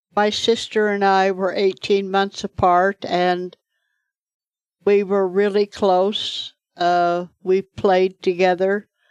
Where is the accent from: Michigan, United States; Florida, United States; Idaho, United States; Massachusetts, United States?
Idaho, United States; Firth; also born or lived in Pocatello, Idaho / Shelley, Idaho; I grew up in Firth till I was twelve, and then I moved to Pocatello